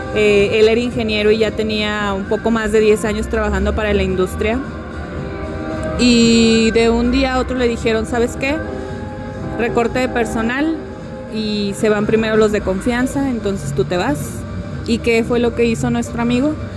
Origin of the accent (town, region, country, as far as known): Mexico